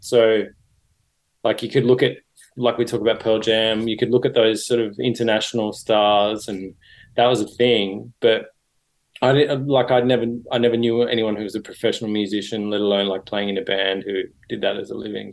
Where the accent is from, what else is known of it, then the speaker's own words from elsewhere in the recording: Sydney, New South Wales, Australia; I grew up in Sydney